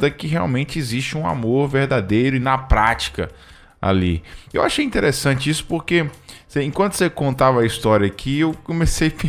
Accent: Imperatriz, Maranhão, Brazil; É, vai para minha terra, Imperatriz, Maranhão, cidade maravilhosa.

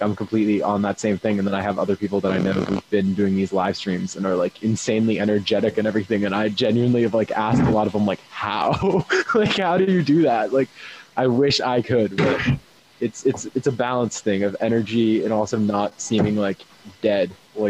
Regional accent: West Coast, United States; now in Boston, United States; And then I'm also like, I'm from the West Coast.

